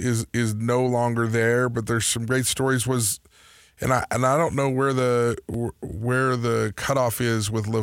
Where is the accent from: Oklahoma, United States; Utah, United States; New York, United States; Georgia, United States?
Utah, United States; growing up in Utah